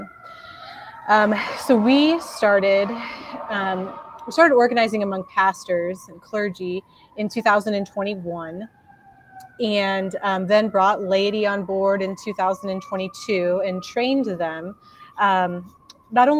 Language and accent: English; Mankato, Kansas, United States; now in Lincoln, United States; originally, I'm from Mankato, Kansas, which is about 2.5 hours south of Lincoln